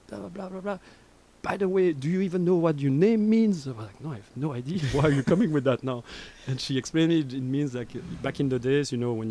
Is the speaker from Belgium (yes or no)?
yes; Brussels, Brussels-Capital Region, Belgium; accent: French; English is a second language; moved away as an adult; also born or lived in Montreal / Brazil / Mozambique; now in New York, United States; born and raised in Brussels